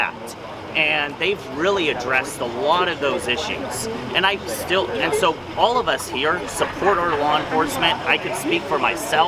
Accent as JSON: {"language": "English", "area": "Central Coast", "region": "California", "country": "United States", "tie": "born or raised there", "also_born_or_lived": "Los Angeles / San Francisco", "said": "I grew up here on the Central Coast. I've lived in Los Angeles. I've lived in San Francisco"}